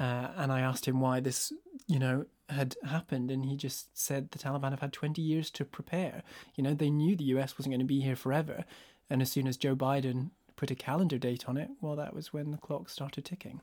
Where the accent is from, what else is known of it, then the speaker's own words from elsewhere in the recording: northeast Scotland, United Kingdom; I grew up in a rural village in northeast Scotland.